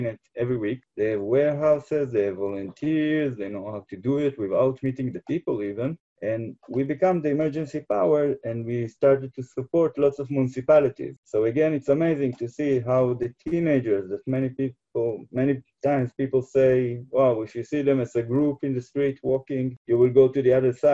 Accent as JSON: {"language": "English", "town": "Jerusalem", "region": "Jerusalem District", "country": "Israel", "tie": "born or raised there", "said": "I come from Israel, from Jerusalem. It's very spiritual. It's very connected to Judaism, as to live in Jerusalem. You're part of the history all the time. You feel, and I was born here"}